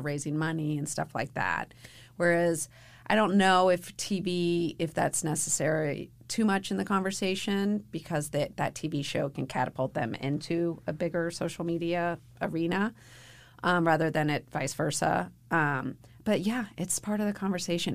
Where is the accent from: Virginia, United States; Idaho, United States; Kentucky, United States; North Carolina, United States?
Kentucky, United States; Louisville; moved away; I was raised in Louisville